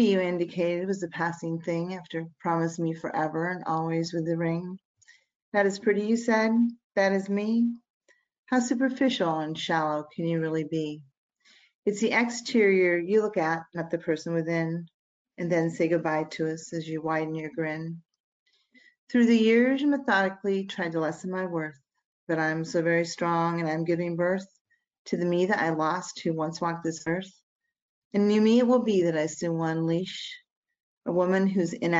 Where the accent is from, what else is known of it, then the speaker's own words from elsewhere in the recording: Virginia, United States; I'm from Virginia.